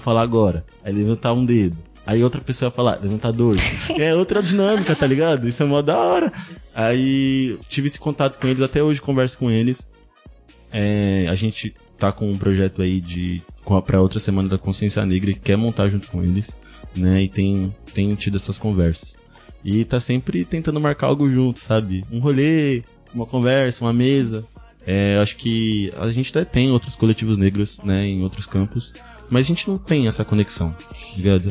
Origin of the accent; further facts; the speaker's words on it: São Vicente, São Paulo, Brazil; sou de São, Vicente